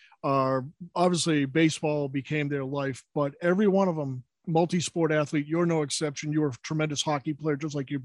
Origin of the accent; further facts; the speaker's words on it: Billerica, Massachusetts, United States; we grew up together. Our families knew each other in the proud village, or as we call it, the north of Billerica, Mass